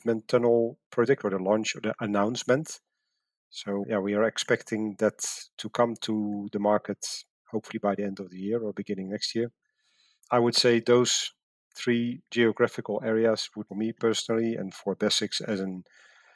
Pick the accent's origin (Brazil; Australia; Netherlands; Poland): Netherlands; moved away as an adult; my home country, the Netherlands